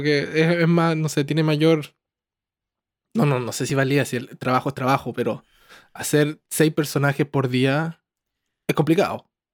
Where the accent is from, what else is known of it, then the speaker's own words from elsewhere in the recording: Chile; moved away; also born or lived in Santiago; como soy chileno, me, relacioné con harta gente, como porque pues, como soy de pueblo y me fui a Santiago